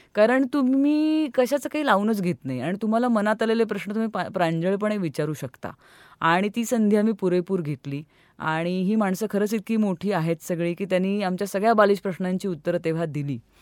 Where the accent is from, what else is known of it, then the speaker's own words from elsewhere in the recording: Pune, Maharashtra, India; मी पुण्याची मूळची